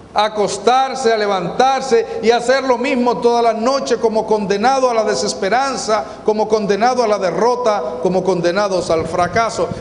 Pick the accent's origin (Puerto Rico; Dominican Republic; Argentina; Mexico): Dominican Republic; Sabana de la Mar, Hato Mayor; Yo nací en Sabana de la Mar, en una región de pescadores